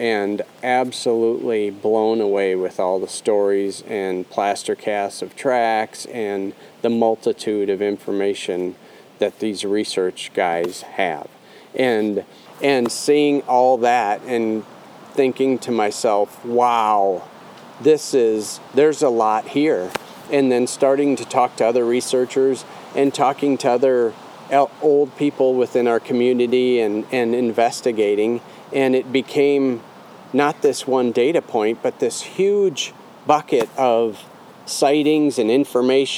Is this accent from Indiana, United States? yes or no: no; Remer, Minnesota, United States; I grew up in Reamer